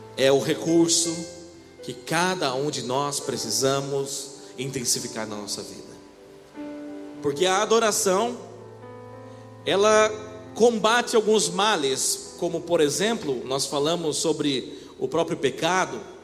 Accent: Brazil; aqui no Brasil eu sou japonês, né? Ou japonês. E se eu for lá pro Japão, os caras vão falar, ô brasileiro. Sou brasileiro

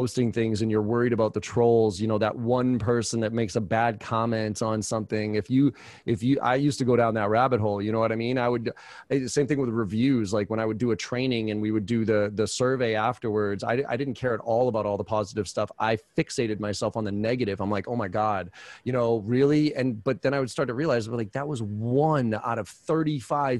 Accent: Boston, Massachusetts, United States; I'm from, you know, I grew up in Boston

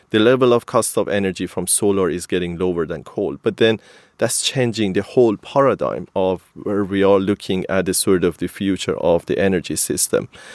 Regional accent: Kerman, Kerman Province, Iran; moved away as an adult; also born or lived in Sweden / Portugal; i'm coming from a sort of city of pistachio in iran so almost all the pistachio is coming from kerman the city that i am originally from and then i moved to sweden in 2007 to study at kth

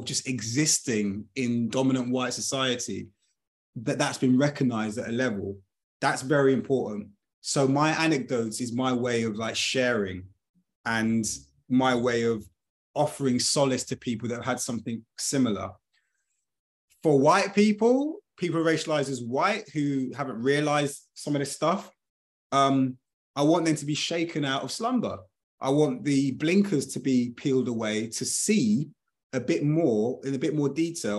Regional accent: United Kingdom; I was born in 1982 in the United Kingdom

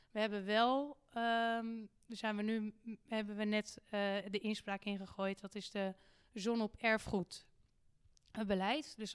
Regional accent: Haarlem, North Holland, Netherlands; Maar ook iets om te beseffen als, als burger, als Haarlemmer... dat wij hier ook beperkte middelen hebben

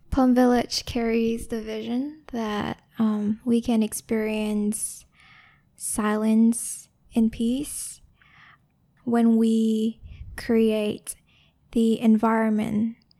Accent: Ho Chi Minh City, Vietnam; moved away; also born or lived in Bao Loc, Lam Dong, Vietnam / United States; the environment I grew up in in Saigon

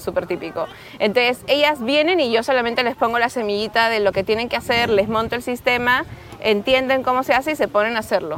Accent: Peru; accent: Peruvian; moved away as an adult; also born or lived in Lima; now in Barcelona, Spain; soy peruana, por si aún no sienten mi acento

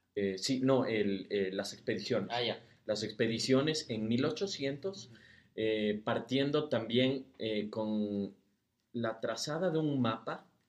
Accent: Quevedo, Los Ríos, Ecuador; yo soy de Quevedo

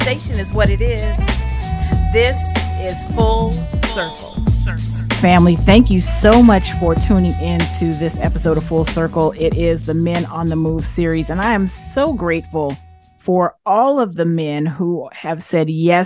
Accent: Sacramento, California, United States; We both grew up in South Sac, very proud South Sac. I grew up in Meadowview

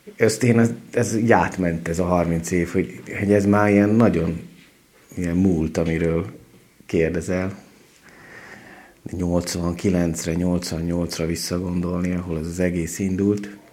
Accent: Debrecen, Hajdú-Bihar, Hungary; moved away as an adult; also born or lived in Budapest; now in Szombathely, Hungary; életemben előtte kétszer jártam Szombathelyen, Debreceniként

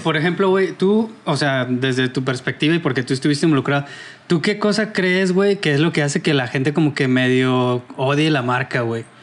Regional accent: Salamanca, Guanajuato, Mexico; moved away; yo soy de Salamanca, Guanajuato

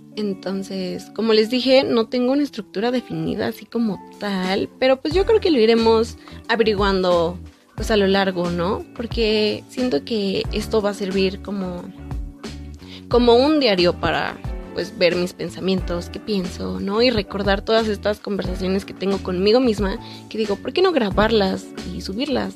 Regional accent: Mexico; soy de México

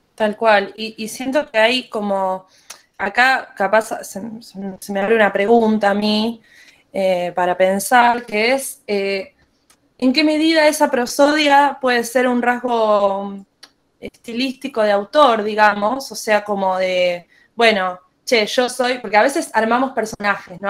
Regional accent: Buenos Aires, Argentina; soy una música de Buenos Aires, Argentina.

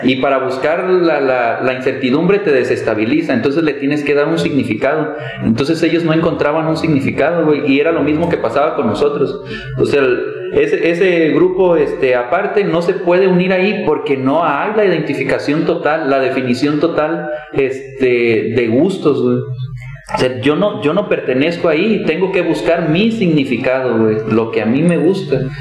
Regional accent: Cuautitlán, Mexico; yo soy de Cuautitlán

